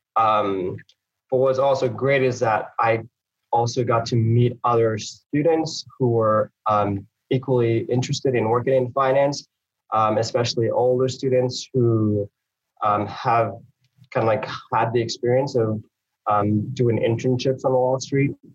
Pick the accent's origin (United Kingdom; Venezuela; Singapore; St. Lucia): St. Lucia; moved away; also born or lived in Harlem, New York; I was born there, um, and and I moved from St. Lucia uh, to New York, to uh, Harlem, New York, to live with my mom and my sister